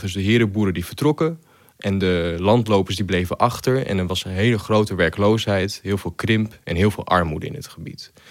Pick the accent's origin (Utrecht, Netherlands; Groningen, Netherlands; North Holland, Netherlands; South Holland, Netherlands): Groningen, Netherlands; De provincie waar ik werk eh, voor NSC Handelsblad en eh, ook waar ik vandaan kom